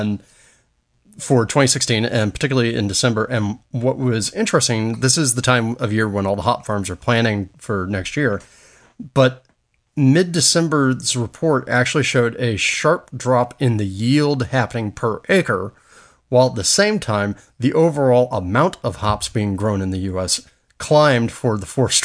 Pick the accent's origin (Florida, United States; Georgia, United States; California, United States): Florida, United States; Apopka; my hometown in Apopka, Florida